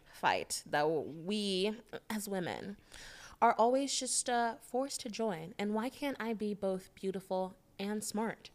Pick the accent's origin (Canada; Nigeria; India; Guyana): Nigeria; moved away; also born or lived in Connecticut, United States; I'm an international black woman from tech that I'm from Nigeria